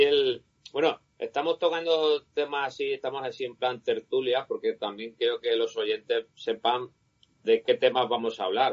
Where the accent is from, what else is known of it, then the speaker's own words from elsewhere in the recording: Cartagena, Region of Murcia, Spain; moved away; Yo nací en Cartagena, me crié allí